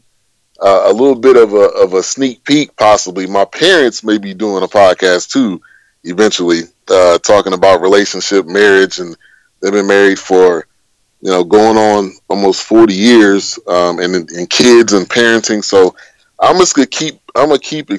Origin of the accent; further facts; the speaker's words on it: Bay Area, California, United States; I grew up in the Bay Area